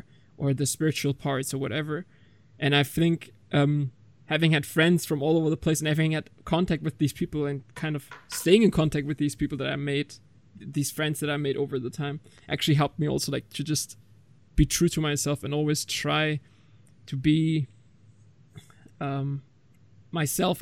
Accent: Germany; I was born and raised in Germany, but my family's full Turkish

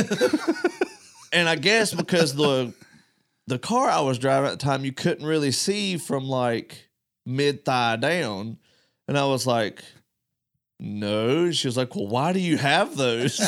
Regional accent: North Carolina, United States; moved away; I'm the only one from North Carolina that works here.

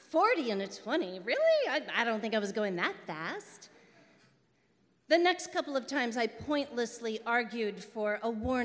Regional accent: Crystal City, Missouri, United States; my hometown of Crystal City

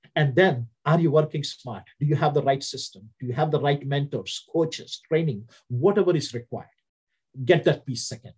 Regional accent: India; accent: Indian; English is a second language; moved away as an adult; also born or lived in Southern United States; now in United States; my accent from India was very different.

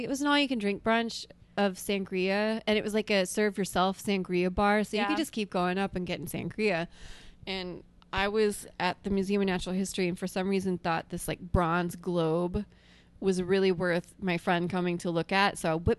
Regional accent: Alabama, United States; moved away; they're going to think I'm this yokel from Alabama who looks like this.

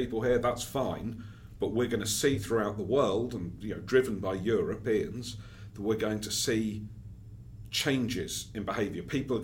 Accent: United Kingdom; I'm British, speaking from there

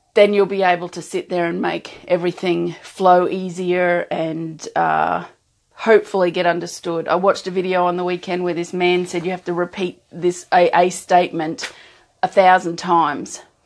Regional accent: Australia; an Australian who doesn't have that kind of culture in and around

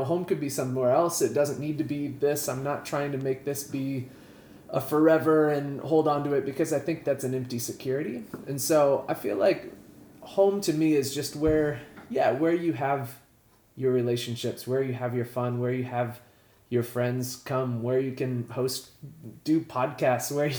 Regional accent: Atkins, Iowa, United States; also born or lived in California; I grew up in a small town. It was, I don't know, 700 or so people. Not 700,000, like 700 people. in Atkins, Iowa

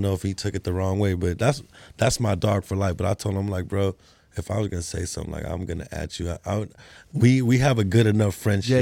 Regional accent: California, United States; moved away; I was from Cali too

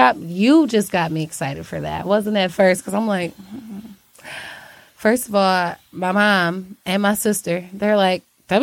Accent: Detroit, Michigan, United States; I'm from around the way, you know? But Detroit is my home.

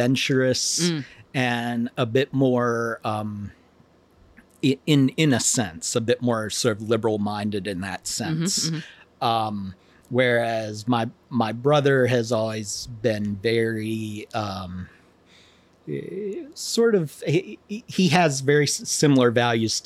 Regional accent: Lacey Spring, Virginia, United States; moved away; I grew up in, it's called Lacey Springs, Virginia, just outside of Harrisonburg.

